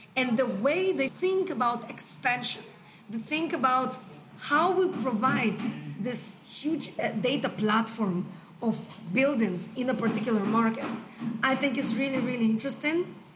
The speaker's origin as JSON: {"language": "English", "country": "Israel", "also_born_or_lived": "United States", "moved": "as an adult", "lives_now": "Hong Kong", "said": "So I'm from Israel originally. I've been living in Hong Kong now for 13 years."}